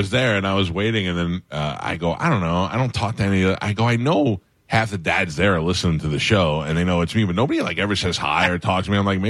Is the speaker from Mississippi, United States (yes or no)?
no; New York, United States; I'm from New York.